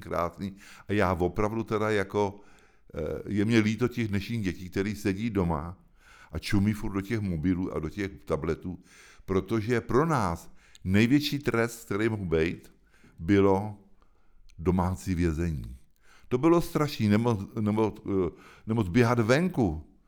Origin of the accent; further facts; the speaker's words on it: Hoštice, South Bohemian Region, Czechia; also born or lived in Prague / France; to je můj domov. Tam jsem se narodil před 70 lety a tam žiju furt